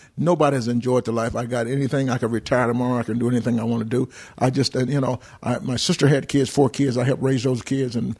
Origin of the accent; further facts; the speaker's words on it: Atlanta, Georgia, United States; I'm from Atlanta, born, raised in Atlanta